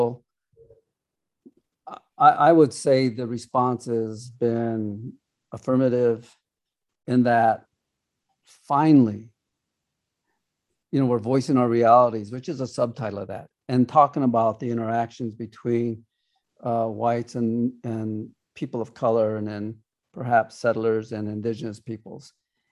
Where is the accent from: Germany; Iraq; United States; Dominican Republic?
United States; I am from the Ocheti Shakoni Oyate, are the people of the seven fires. Here in the States, we're called Sioux Indians